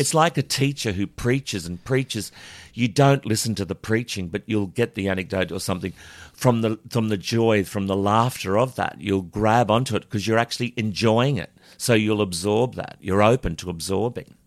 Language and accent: English; Charleville, Queensland, Australia; I was born in Charlerville